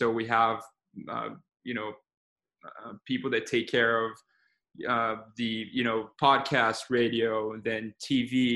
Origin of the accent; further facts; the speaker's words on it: Brazil; moved away as an adult; now in United States; I was born and raised in Brazil